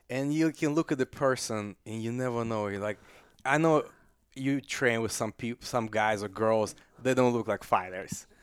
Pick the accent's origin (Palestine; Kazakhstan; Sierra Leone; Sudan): Kazakhstan; English is a second language; now in United States; I'm from Kazakhstan, I'm not from Russia, I'm from Central Asia.